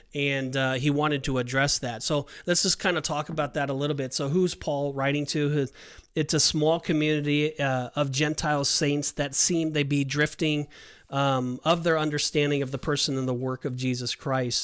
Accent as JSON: {"language": "English", "region": "California", "country": "United States", "moved": "yes", "lives_now": "Orlando, United States", "said": "I'm from California"}